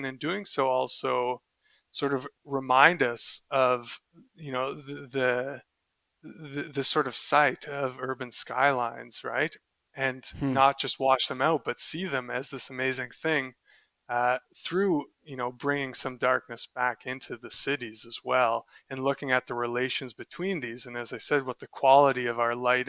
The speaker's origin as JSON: {"language": "English", "country": "Canada", "tie": "born or raised there", "also_born_or_lived": "Delft, Netherlands", "moved": "as an adult", "said": "I'm also Canadian"}